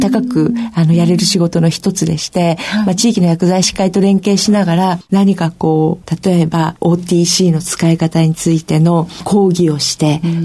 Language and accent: Japanese; Niigata, Japan; born or raised there; also born or lived in Tokyo